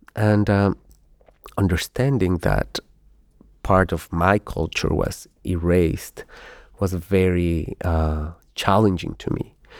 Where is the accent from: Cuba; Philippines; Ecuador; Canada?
Ecuador; moved away as an adult; now in Spain; I come from Ecuador